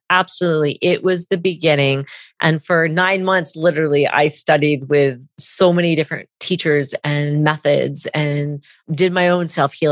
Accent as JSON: {"language": "English", "town": "Vancouver", "region": "British Columbia", "country": "Canada", "also_born_or_lived": "Southern California", "lives_now": "United States", "said": "So I am from Vancouver, BC. Okay. I am in the States right now in Oregon in the Pacific Northwest."}